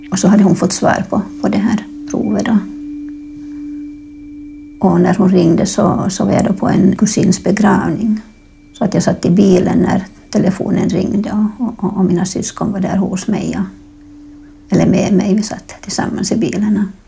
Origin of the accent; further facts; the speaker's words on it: Finland; now in Stockholm, Sweden; Jag är finlandssvensk. Men jag har bott här i Stockholm sedan 2003.